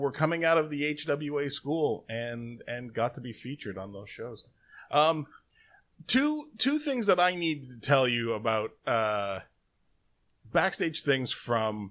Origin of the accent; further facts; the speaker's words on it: Toronto, Ontario, Canada; I mentioned that I was Canadian, that I was down from Toronto, you know, I was there from Toronto